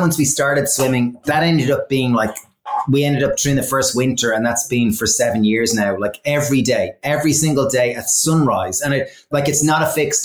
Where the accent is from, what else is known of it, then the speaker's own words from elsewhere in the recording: Ireland; being like Irish from all boys schools